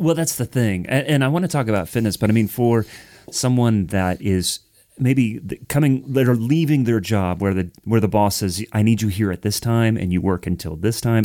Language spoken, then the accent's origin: English; Ohio, United States; now in Nashville, United States; I'm from Ohio